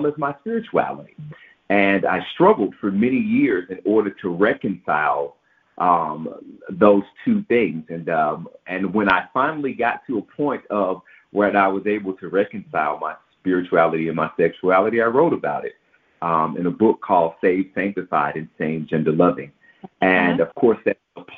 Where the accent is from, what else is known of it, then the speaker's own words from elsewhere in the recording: Memphis, Tennessee, United States; Growing up in Memphis and surrounded by the religiosity of the city did have a bearing on the upbringing that I indeed received.